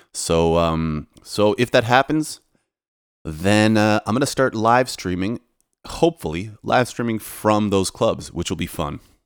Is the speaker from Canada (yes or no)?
yes; Toronto, Ontario, Canada; moved away as an adult; now in Poland; I'm Polish, but I was raised in Canada